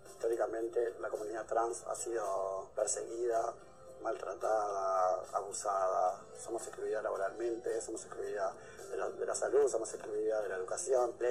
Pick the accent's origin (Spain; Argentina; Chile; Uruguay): Uruguay; Las Piedras, Canelones; soy de Las Piedras, pertenezco al colectivo Diverso.